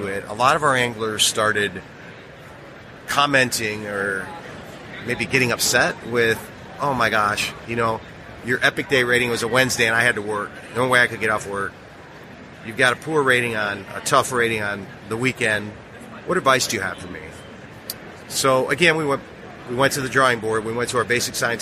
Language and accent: English; Chicago, Illinois, United States; I grew up in Chicago, around blues bars